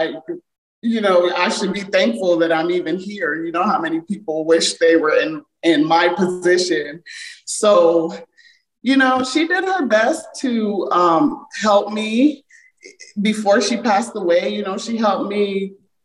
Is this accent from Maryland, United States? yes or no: yes; Montgomery County, Maryland, United States; accent: American; also born or lived in Jamaica; I grew up in Montgomery County, Maryland, and it's very diverse here